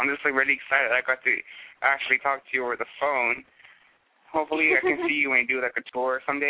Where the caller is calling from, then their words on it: Pasadena, Texas, United States; Hi, I'm calling from Pasadena, Texas.